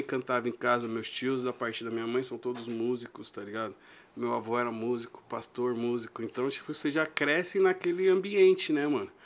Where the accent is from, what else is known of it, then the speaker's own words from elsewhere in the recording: São Paulo, Brazil; Nasci e cresci ali na Braz da Rocha e Belisário